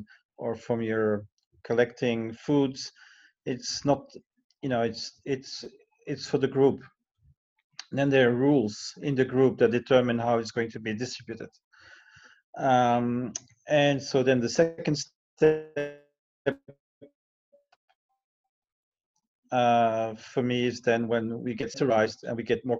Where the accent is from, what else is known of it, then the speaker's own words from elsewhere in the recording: Brussels, Brussels-Capital Region, Belgium; moved away as an adult; now in Chiang Mai, Thailand; I'm Belgian originally, and I moved here in 2003. And, you know, but to make a living, I travel quite a bit. You know, I give lectures and workshops. And for the last 3 years, I had a 100-day contract per year in Brussels, back in my hometown